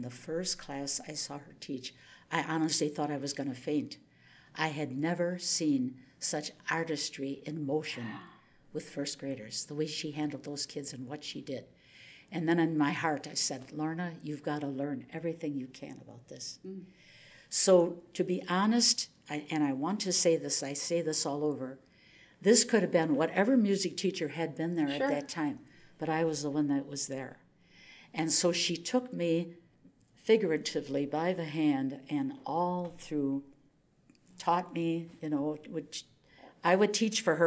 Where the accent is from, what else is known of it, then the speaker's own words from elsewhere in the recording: Oshkosh, Wisconsin, United States; I'm this kid from Oshkosh, Wisconsin.